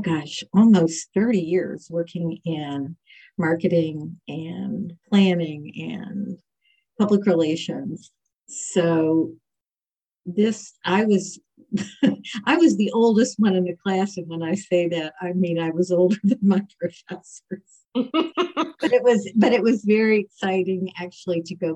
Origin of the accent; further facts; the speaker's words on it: West Virginia, United States; moved away as an adult; also born or lived in Washington, D.C.; now in Portsmouth, United States; I grew up in West Virginia